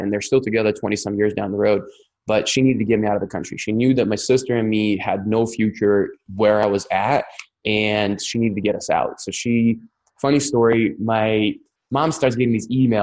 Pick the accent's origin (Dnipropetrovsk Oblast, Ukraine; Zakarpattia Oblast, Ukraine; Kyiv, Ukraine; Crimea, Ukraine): Crimea, Ukraine; accent: Russian; English is a second language; now in United States; I was raised in Ukraine, which is now Russia. So it was Russia, then it became Ukraine. Now it's Russia again. It's Crimean Peninsula